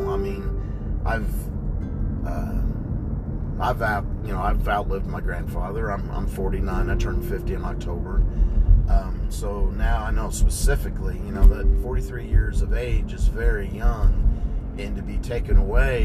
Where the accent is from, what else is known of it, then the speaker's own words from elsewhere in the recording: Kentucky, United States; also born or lived in Ohio / Kansas; back in 1974, you know, at that time we were living in Ohio. I was 4 years old. My parents had moved down to Kentucky